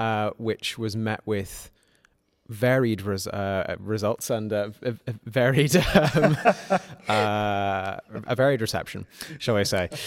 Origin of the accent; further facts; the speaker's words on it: Malawi; moved away as an adult; now in Nottingham, United Kingdom; I came from Malawi, where I'd grown up, and I came to study medicine at University of Nottingham.